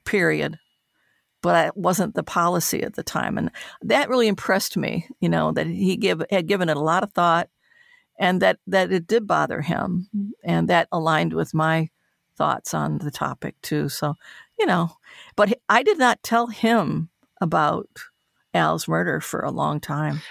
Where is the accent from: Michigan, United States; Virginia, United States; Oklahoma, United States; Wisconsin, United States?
Michigan, United States; Detroit; moved away; to have her see me in my hometown